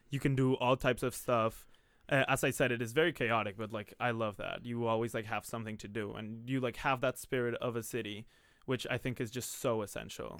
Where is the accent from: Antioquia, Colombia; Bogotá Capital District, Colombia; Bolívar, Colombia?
Bogotá Capital District, Colombia; Bogotá; moved away; I'm from Bogota, Colombia